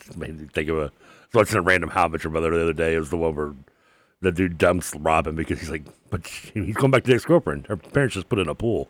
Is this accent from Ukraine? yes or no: no; Louisville, Kentucky, United States; also born or lived in Bowling Green, Kentucky; I grew up going to, like, you know, when I lived in Bendigo Plantation, I'd go to the pool